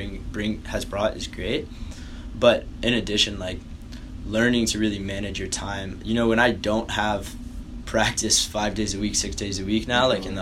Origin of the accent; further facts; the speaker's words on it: Appalachian Mountains, Tennessee, United States; moved away as an adult; now in Chicago, United States; I grew up in Tennessee, like Appalachian Mountains.